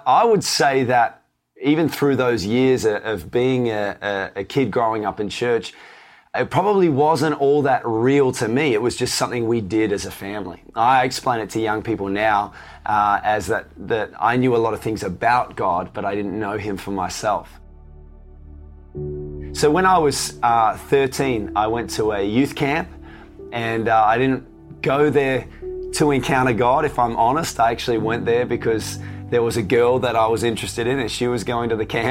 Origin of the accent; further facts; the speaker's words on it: Tasmania, Australia; I grew up in Tasmania.